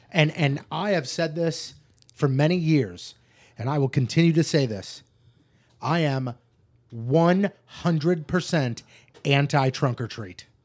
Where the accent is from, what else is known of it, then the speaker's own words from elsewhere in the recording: United States; growing up in North County